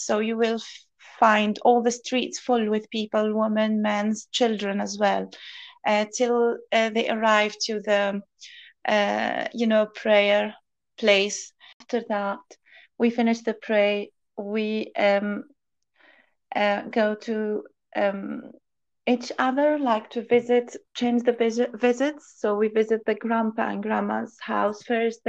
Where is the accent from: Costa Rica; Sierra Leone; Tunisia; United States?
Tunisia; moved away as an adult; now in United Kingdom; I'm originally from Tunisia. I came to this country 5 years ago, nearly 6 years ago